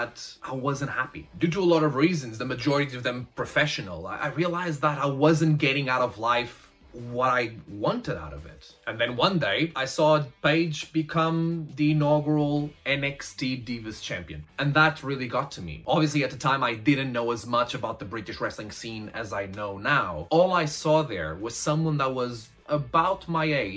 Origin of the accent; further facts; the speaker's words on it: Portugal; moved away as an adult; now in London, United Kingdom; I started training wrestling actually pretty young. I was 14 years old when I had my first wrestling session. And because of that, I had so much time being a wrestler in Portugal